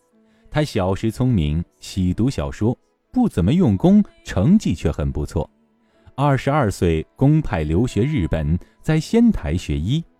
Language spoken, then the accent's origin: Chinese; China; 作为一个典型的中国九年制义务教育下的学生，这应该是我和大部分中国人共享的鲁迅记忆。